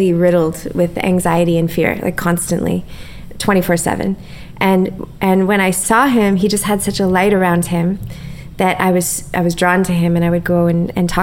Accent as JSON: {"language": "English", "region": "Ontario", "country": "Canada", "tie": "born or raised there", "said": "I grew up in a small town in Ontario that was an Amish town"}